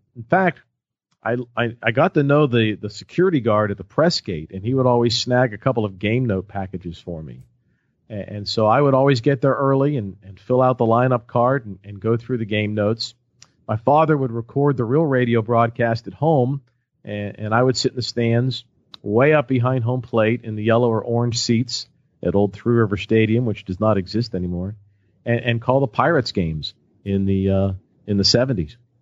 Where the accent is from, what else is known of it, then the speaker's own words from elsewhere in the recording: Pittsburgh, Pennsylvania, United States; growing up in Pittsburgh